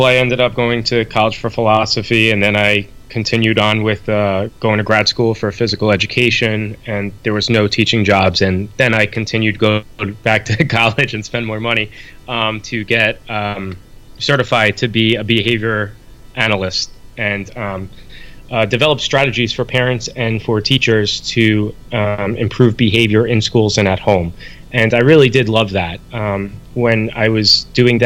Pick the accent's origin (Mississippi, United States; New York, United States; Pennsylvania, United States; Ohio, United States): New York, United States; I'm from New York, so I say it different